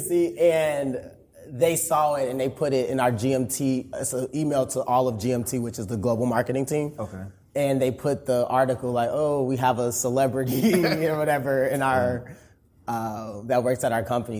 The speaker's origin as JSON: {"language": "English", "town": "Chicago", "region": "Illinois", "country": "United States", "also_born_or_lived": "Atlanta, Georgia", "moved": "as an adult", "lives_now": "Dallas, United States", "said": "I'm originally from Chicago, Illinois."}